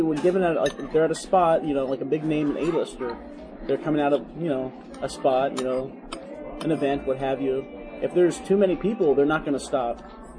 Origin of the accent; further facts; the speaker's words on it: Burtonsville, Maryland, United States; also born or lived in Washington, D.C.; now in Towson, United States; And then 85 on, I grew up in Burtonsville, went to high school there. And later went to Towson University for college, which is where I currently live.